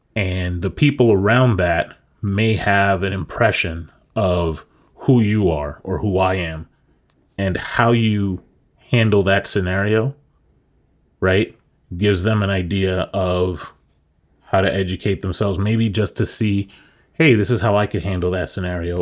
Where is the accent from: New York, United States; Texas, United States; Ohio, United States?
New York, United States; moved away as an adult; now in Florida, United States; you and I moved down to Florida from New York